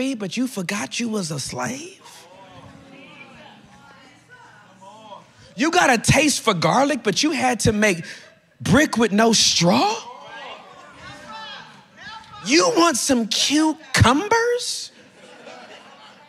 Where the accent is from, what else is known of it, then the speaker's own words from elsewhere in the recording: California, United States; moved away as an adult; also born or lived in Dallas, Texas; I'm from California